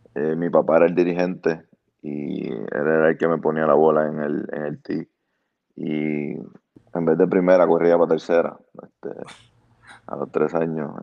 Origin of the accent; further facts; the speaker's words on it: Bayamón, Puerto Rico; now in Fort Lauderdale, United States; yo soy de Bayamón.